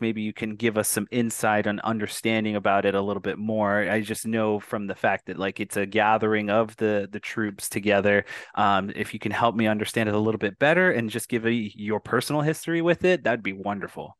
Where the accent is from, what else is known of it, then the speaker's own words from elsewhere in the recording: Arizona, United States; I'm Native American and from a tribe here in Arizona